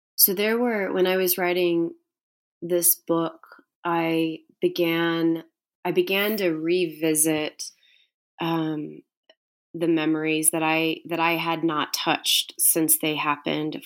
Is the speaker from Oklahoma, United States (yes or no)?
no; Houston, Texas, United States; I grew up in Houston